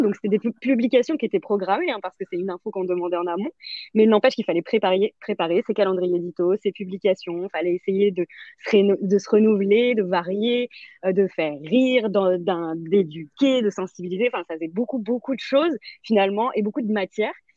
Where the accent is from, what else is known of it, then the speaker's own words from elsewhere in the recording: France; chez nous en France